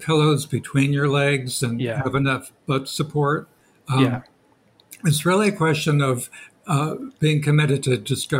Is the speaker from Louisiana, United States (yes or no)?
no; Marin County, just north of San Francisco, California, United States; moved away as an adult; also born or lived in Bowling Green / England; Marin County, just north of San Francisco, where I grew up.